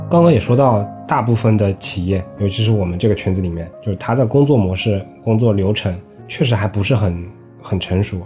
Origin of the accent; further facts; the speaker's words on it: southern China, China; 作为南方人